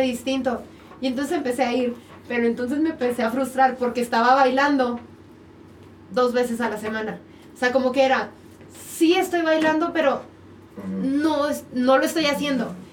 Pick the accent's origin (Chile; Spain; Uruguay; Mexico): Mexico; Cuauhtémoc, Chihuahua; now in Mexico City, Mexico; yo también soy de Cuauhtémoc, Chihuahua